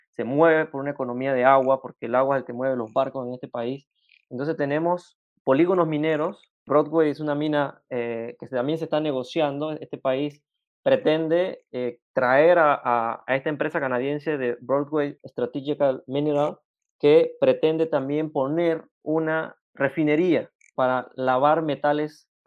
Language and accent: Spanish; western Panama, Chiriquí, Panama; Primeramente, pues soy del occidente de Panamá, una región en frontera con, con la República de Costa Rica. Estoy desde Chiriquí